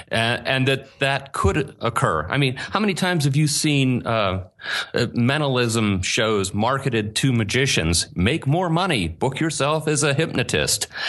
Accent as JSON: {"language": "English", "town": "Pittsburgh", "region": "Pennsylvania", "country": "United States", "tie": "born or raised there", "accent": "Pittsburgh dialect", "moved": "as an adult", "lives_now": "Asheville, United States", "said": "I grew up in Pittsburgh"}